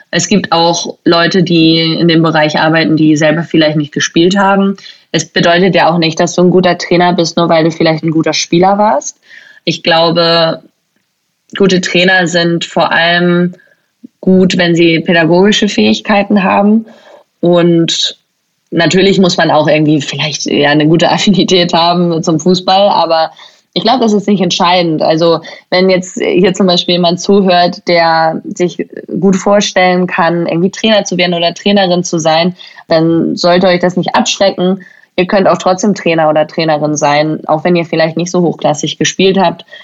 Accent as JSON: {"language": "German", "region": "Schleswig-Holstein", "country": "Germany", "tie": "born or raised there", "said": "Ich bin ja eigentlich in Deutschland aufgewachsen. Also ich bin in Schleswig-Holstein aufgewachsen"}